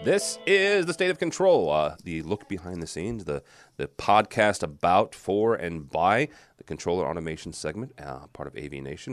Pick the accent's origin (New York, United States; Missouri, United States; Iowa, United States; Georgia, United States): Missouri, United States; St. Louis; I'm from St. Louis